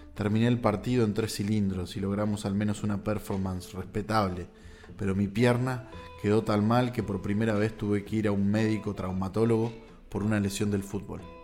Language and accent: Spanish; General Alvear, Buenos Aires Province, Argentina; Yo nací en General Alvear, el centro de la provincia de Buenos Aires